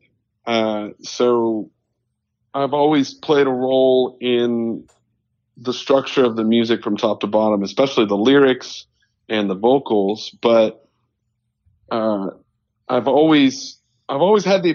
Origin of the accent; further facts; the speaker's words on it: Meadville, Pennsylvania, United States; I actually grew up in northwestern Pennsylvania in between Erie and Pittsburgh in a really small town called Meadville